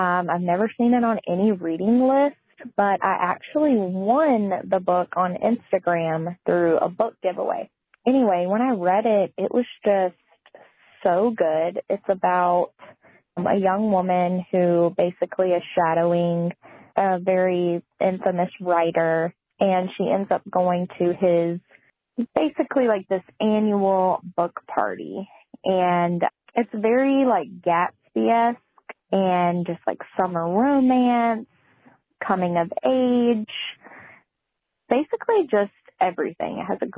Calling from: Raleigh, North Carolina, United States; I'm calling in from Raleigh, North Carolina, about my favorite beach read.

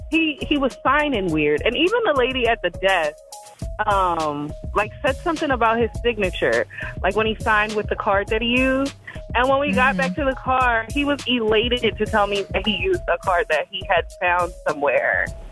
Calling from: New Jersey, United States; I'm calling from South Jersey

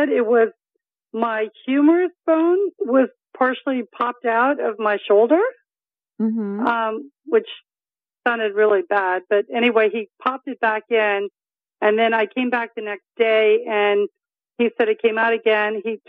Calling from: Delray Beach, Florida, United States; I'm in South Florida, in Delray Beach.

